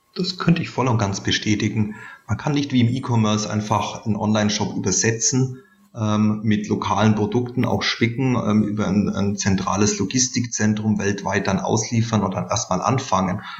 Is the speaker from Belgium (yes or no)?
no; Bavarian Swabia, Germany; man hört es vielleicht, ich bin aus Bayerisch Schwaben